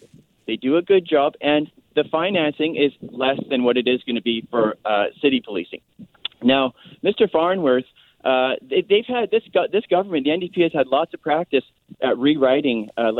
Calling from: Chilliwack, British Columbia, Canada; it's usually … from Chilliwack, but I'm calling you from Saskatoon this afternoon.

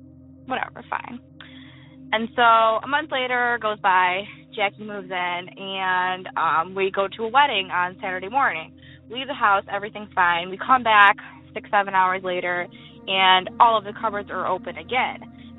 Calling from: Western New York, United States; I'm calling from Western New York.

